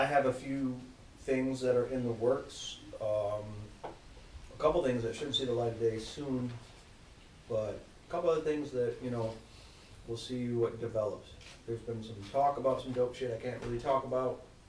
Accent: Michigan, United States; moved away; I'm from Michigan originally, various parts.

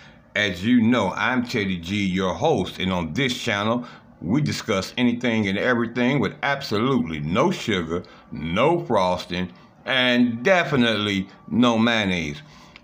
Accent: Cleveland, Ohio, United States; this is in my hometown of Cleveland, Ohio.

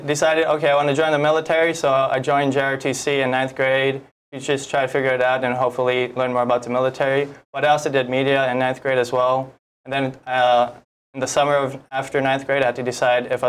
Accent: Waianae, Hawaii, United States; moved away as an adult; I grew up in Waianae, Hawaii, where I went to Makaha Elementary School

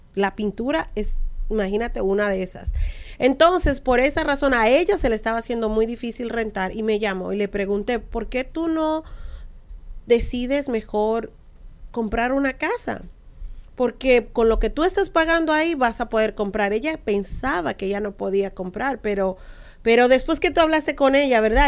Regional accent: Dominican Republic; como dominicana al fin

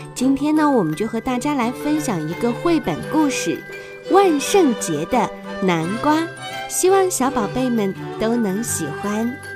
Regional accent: China; 西方的圣诞节其实和我们中国人的中元节一样

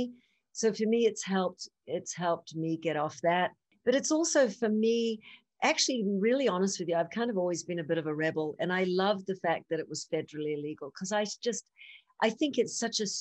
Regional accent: New Zealand; moved away; I'm from New Zealand.

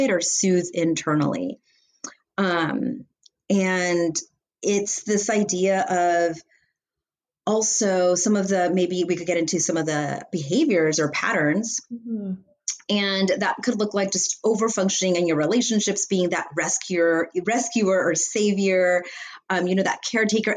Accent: Los Angeles, California, United States; I'm from Los Angeles, California

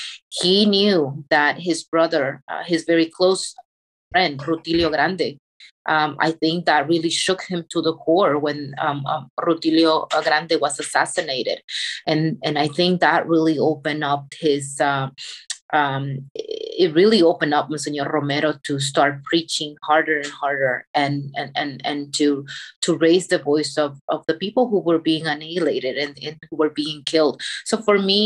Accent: El Salvador; moved away; my experience growing up in El Salvador

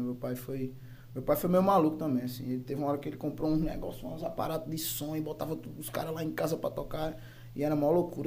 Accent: Torre, Bahia, Brazil; Sou nascido e criado aqui na Torre

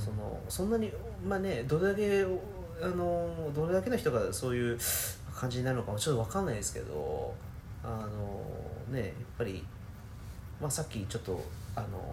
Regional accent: Japan; 僕は日本人として

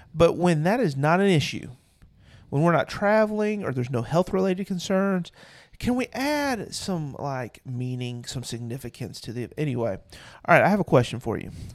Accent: Ohio, United States; I'm from Ohio

